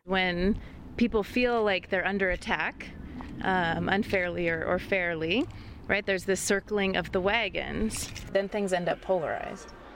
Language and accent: English; Gillette, Wyoming, United States; moved away; also born or lived in Colorado; growing up in Gillette, in northeastern Wyoming, in a mining town with a mining family.